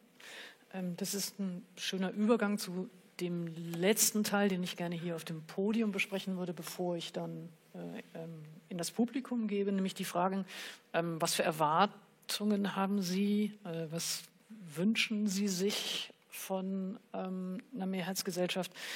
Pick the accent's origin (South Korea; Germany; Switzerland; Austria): Germany; als Deutsche mit Nazi-Hintergrund